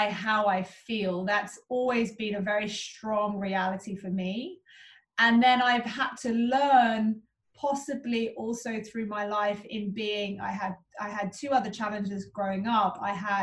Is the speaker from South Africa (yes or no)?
yes; Cape Town, Western Cape, South Africa; I grew up in Cape Town